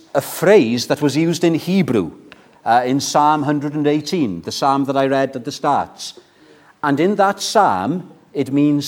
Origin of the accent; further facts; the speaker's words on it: Wales, United Kingdom; I was brought up in the Welsh culture